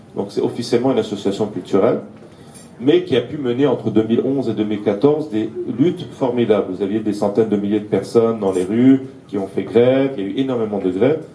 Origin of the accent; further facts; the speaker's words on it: Aleppo, Aleppo Governorate, Syria; moved away; also born or lived in Lebanon; Alep, où je suis originaire, dans les quartiers arméniens